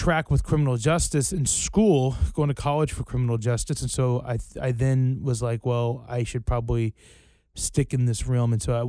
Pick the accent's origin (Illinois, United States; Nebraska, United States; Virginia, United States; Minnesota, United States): Virginia, United States; Roanoke; Roanoke, Virginia.